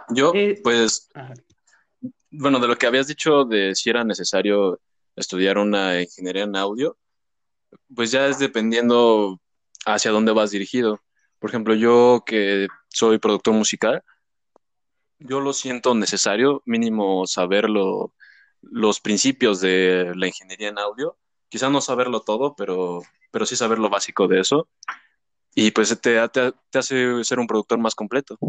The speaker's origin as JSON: {"language": "Spanish", "region": "Mexico City", "country": "Mexico", "said": "Yo soy de México"}